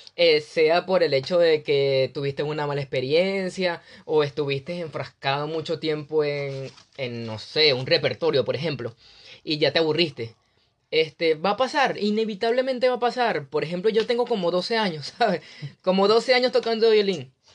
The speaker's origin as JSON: {"language": "Spanish", "country": "Venezuela", "moved": "as an adult", "said": "soy venezolano, un joven venezolano"}